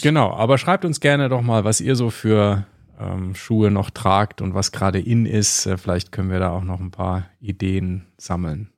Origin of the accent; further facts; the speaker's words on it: Germany; bei uns in Deutschland